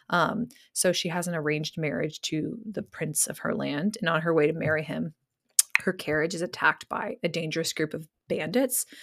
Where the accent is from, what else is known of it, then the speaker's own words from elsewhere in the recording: Georgia, United States; accent: Californian; also born or lived in Connecticut; we moved to Georgia when I was 10, and so I tell everyone I'm from Georgia, but people are like, where's your accent? And I'm like, oh, well, my parents are from California, and that's why I sound like them.